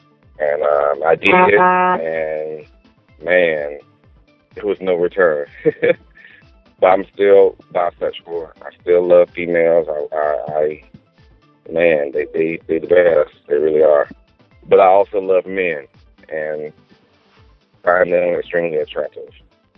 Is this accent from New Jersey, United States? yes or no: yes; New Jersey, United States; now in Atlanta, United States; I'm originally from New Jersey and been in Atlanta, Georgia for over 15 years, off and on.